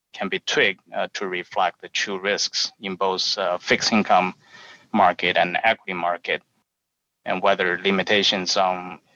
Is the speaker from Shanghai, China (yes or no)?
no; Wuhan, Hubei, China; accent: Chinese; English is a second language; moved away as an adult; also born or lived in University of Illinois, United States; now in United States; I have a Chinese accent. So I was made in China and refurbished in the United States. I was born and lived in Wuhan, China, until I was 23 years old